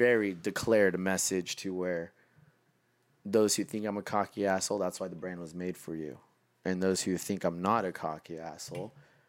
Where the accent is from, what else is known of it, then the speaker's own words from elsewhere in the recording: Los Angeles, California, United States; And I'm not even from here. I'm from Los Angeles.